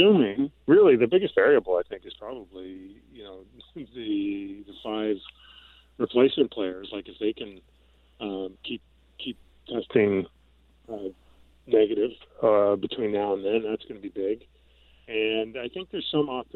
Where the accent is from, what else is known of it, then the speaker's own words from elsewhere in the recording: Canada; I'm Canadian